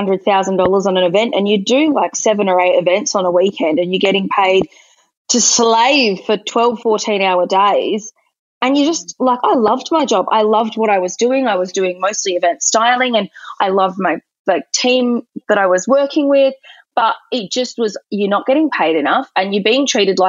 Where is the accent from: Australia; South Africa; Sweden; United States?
Australia; Quairading, Western Australia; also born or lived in Cottesloe, Western Australia; I actually grew up in Quereting.